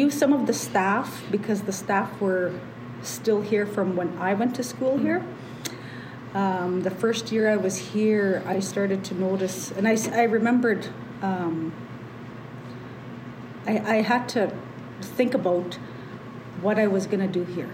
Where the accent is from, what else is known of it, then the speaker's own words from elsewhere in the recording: Canada; I'm from Chinupuakba, born and raised there